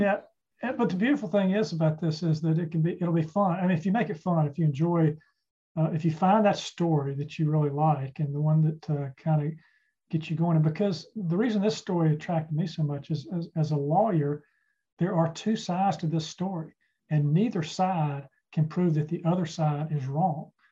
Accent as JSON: {"language": "English", "town": "Charlotte", "region": "North Carolina", "country": "United States", "tie": "born or raised there", "said": "I grew up in Charlotte"}